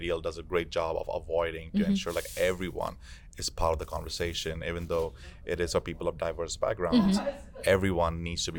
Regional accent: San Antonio, Texas, United States; I'm from San Antonio

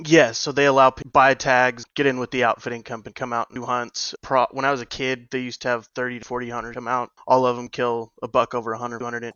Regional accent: New Mexico, United States; Grew up in Mexico on a 42 section research ranch

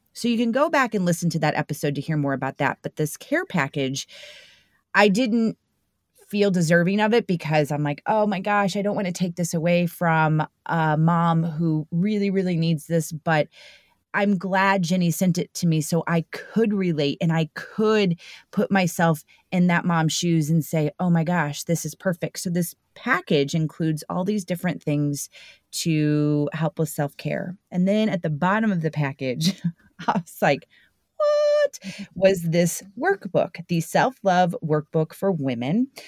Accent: St. Louis, Missouri, United States; born and raised here in Saint Louis

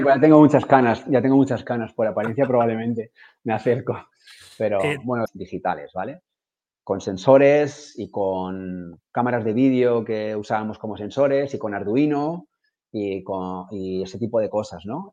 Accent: Madrid, Community of Madrid, Spain; also born or lived in Ibiza; now in Barcelona, Spain; Vivo en Barcelona, que soy de Madrid, llevo aquí 16, 17 años

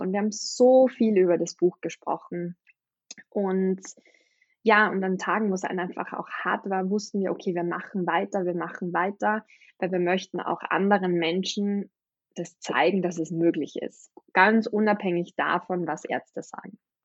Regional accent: Austria; ich bin aus Österreich

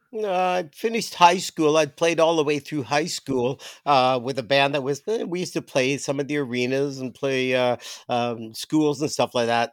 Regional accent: Toronto, Ontario, Canada; moved away; I grew up in Toronto

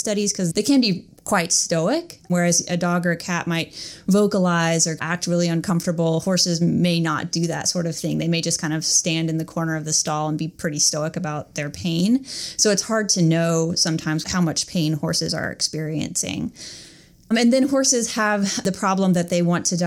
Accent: North Carolina, United States; moved away as an adult; also born or lived in Tennessee; now in Georgia, United States; I'm from North Carolina originally, and I went to North Carolina State University for undergrad

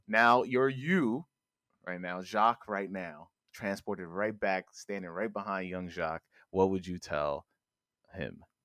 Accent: New York, United States; I live in the city, I'm from New York

